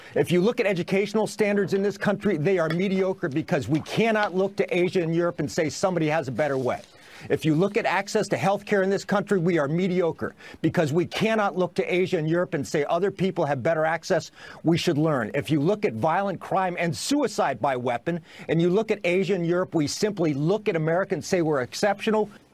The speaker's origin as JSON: {"language": "English", "country": "United States", "said": "I'm an American. I'm a proud American"}